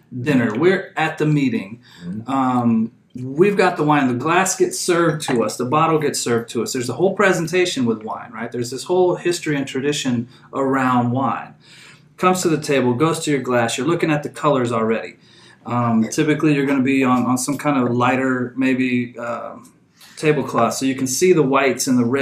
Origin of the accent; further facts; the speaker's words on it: Houston, Texas, United States; moved away as an adult; now in Napa Valley, United States; I'm from Houston